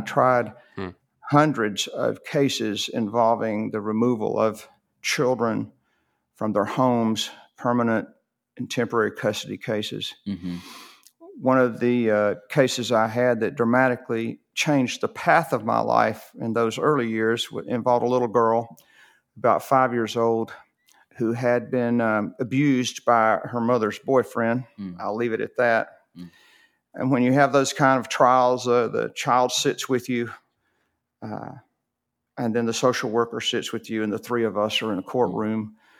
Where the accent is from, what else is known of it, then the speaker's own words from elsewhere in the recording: Rome, Georgia, United States; born there; Yeah. I was born in Rome, Georgia.